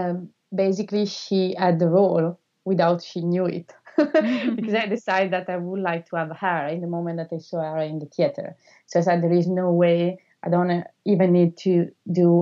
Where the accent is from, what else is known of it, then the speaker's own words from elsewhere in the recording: Italy; first language Italian; English is a second language; moved away; I'm also Italian, so I don't know how she will perceive my accent.